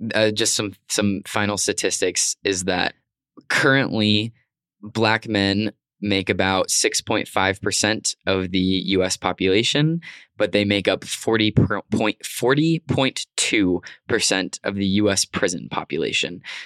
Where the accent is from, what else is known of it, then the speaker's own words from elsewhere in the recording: Arizona, United States; growing up in Arizona in, you know, two hours maybe from the Mexico border